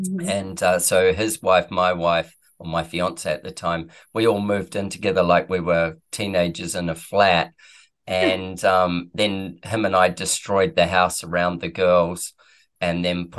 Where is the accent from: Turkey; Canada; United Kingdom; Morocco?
United Kingdom; Manchester, North West England; I came from Manchester, for God's sake. It was so damn cold.